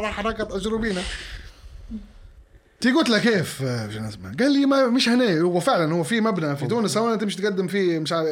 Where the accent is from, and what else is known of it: Libya